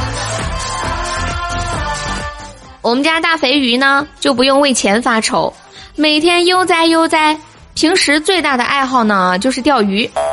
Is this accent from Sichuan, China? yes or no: yes; Sichuan, China; 我是一个四川人